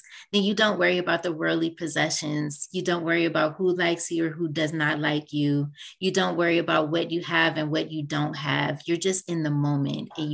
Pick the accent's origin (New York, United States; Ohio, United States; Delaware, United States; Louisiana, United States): Ohio, United States; Cleveland; moved away; I'm originally from Cleveland, Ohio, and I go back home